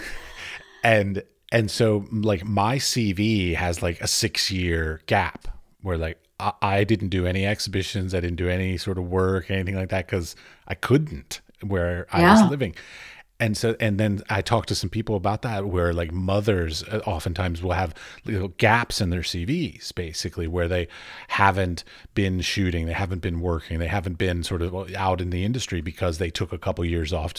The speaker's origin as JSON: {"language": "English", "country": "United States", "moved": "as an adult", "lives_now": "Czech Republic", "said": "I'm in the Czech Republic right now, because I'm American, but my wife is Czech."}